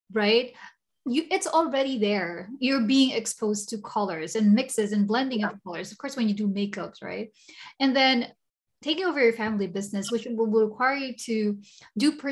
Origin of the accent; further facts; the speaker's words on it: Singapore; I came from Singapore, she is in Singapore. So we're kind of talking about how, you know, we're both from tropical countries.